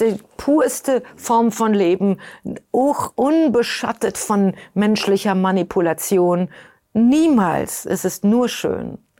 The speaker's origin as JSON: {"language": "German", "country": "Germany", "moved": "yes", "lives_now": "New York, United States", "said": "Ich bin Europäerin, ich bin Deutsche"}